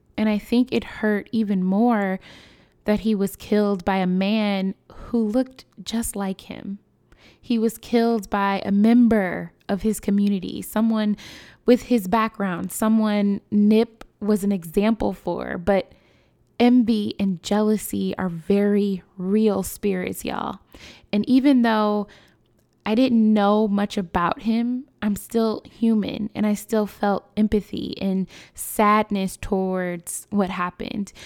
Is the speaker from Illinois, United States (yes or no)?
yes; Chicago, Illinois, United States; My hometown, Chicago